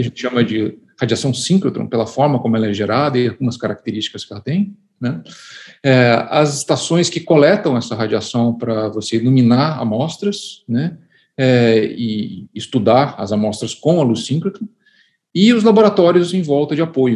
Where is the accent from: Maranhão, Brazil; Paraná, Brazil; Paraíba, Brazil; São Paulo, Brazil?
Paraná, Brazil; Curitiba; moved away as an adult; also born or lived in United States; now in Campinas, Brazil; eu nasci em Curitiba, no Paraná. Eu vim para Campinas fazer a graduação em Física é, em 1990